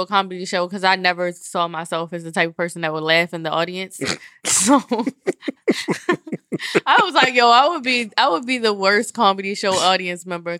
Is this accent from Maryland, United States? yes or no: yes; Baltimore, Maryland, United States; I was born in Sinai.